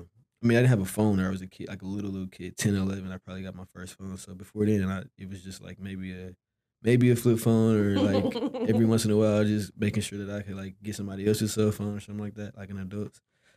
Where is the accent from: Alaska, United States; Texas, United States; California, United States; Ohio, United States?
Texas, United States; Dallas; So I was raised obviously in Dallas, but I went to Duncanville High School for, well, like 2 years